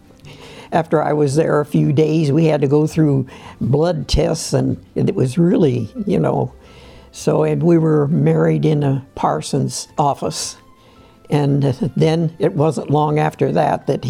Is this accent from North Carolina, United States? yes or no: no; Canton, Ohio, United States; I'm from Canton, Ohio. I was born in 10/11/23, and my mother and dad had a restaurant in downtown Canton, and we had a hotel up above the restaurant, and that's where I was raised